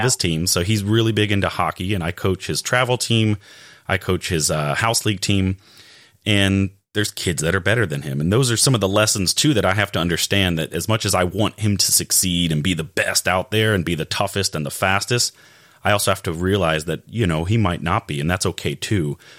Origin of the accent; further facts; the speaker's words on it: Raleigh, North Carolina, United States; I'm from Raleigh